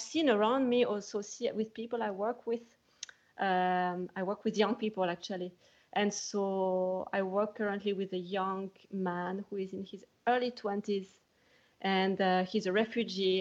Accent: Switzerland; moved away as an adult; also born or lived in California; now in Scotland, United Kingdom; I am from Switzerland

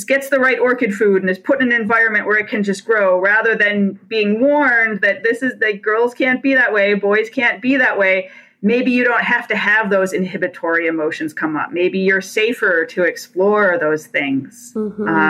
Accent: Detroit, Michigan, United States; I come from a Rust Belt. I'm from Detroit.

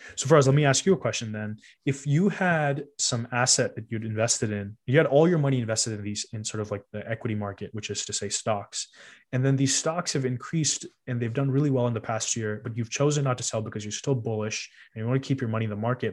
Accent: Cupertino, California, United States; we grew up in Cupertino.

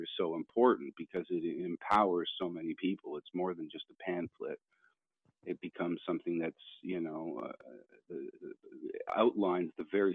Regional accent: Canada; I am Canadian musician, gentleman farmer

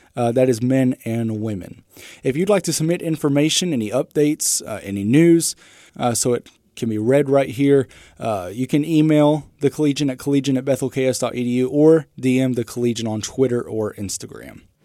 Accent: Carrollton, Texas, United States; moved away as an adult; now in North Newton, United States; I'm originally from Carrollton, Texas, which is a suburb just north of Dallas

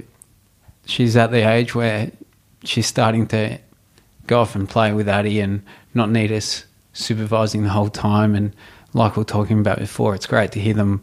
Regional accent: Melbourne, Victoria, Australia; I grew up in Altona in the west of Melbourne.

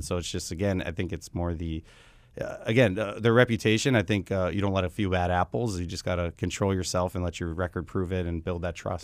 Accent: Wisconsin, United States; now in Arizona, United States; I was from Wisconsin originally

